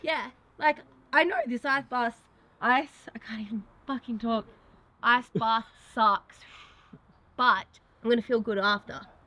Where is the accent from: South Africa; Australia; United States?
Australia; Me being Australian